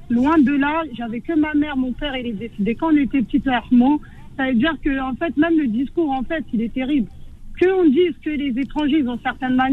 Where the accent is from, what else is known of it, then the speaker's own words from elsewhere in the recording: France; moi aussi, je suis algérienne, je suis née ici. Euh, mes parents, ils viennent d'Algérie.